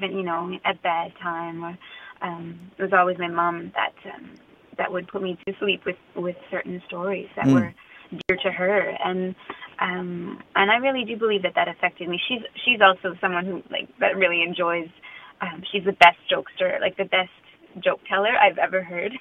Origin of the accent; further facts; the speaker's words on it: Meadow Lake, Saskatchewan, Canada; I grew up in Meadow Lake. I was born there.